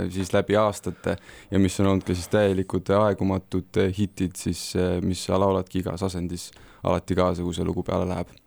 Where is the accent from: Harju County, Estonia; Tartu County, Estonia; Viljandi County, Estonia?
Tartu County, Estonia; Tartu; mina olen ka Tartust pärit